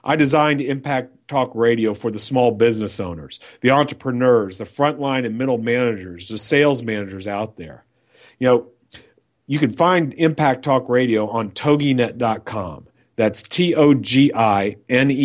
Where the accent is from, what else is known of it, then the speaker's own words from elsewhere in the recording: New York, United States; moved away as an adult; now in Texas, United States; I grew up in New York